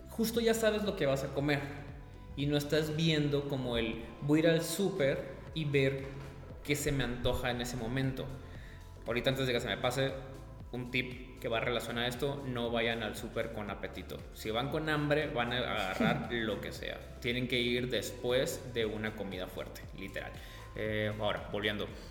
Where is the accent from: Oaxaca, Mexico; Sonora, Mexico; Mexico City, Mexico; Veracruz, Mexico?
Sonora, Mexico; moved away; yo soy de Sonora